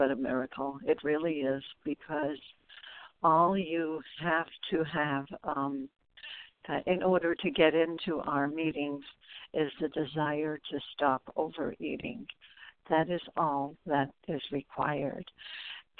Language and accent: English; New York City, New York, United States; I'm from Brooklyn, New York. I grew up in Brooklyn.